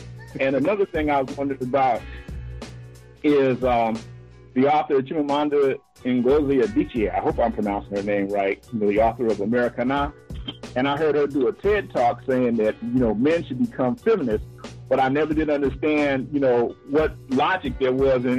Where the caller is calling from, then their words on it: Los Angeles, California, United States; I'm calling from Los Angeles.